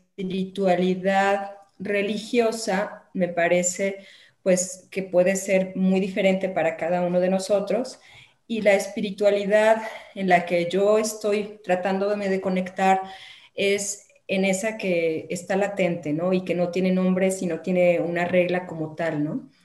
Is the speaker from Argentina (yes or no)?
no; Guadalajara, Jalisco, Mexico; also born or lived in La Barca, Jalisco; Soy de aquí de Guadalajara, llegué ahí por azares del destino